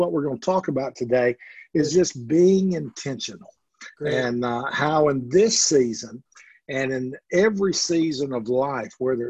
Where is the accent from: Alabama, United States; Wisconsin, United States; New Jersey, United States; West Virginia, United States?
Alabama, United States; moved away as an adult; also born or lived in Mississippi / Oklahoma; now in Tennessee, United States; I was born in Alabama and grew up there and became an Alabama fan at a young age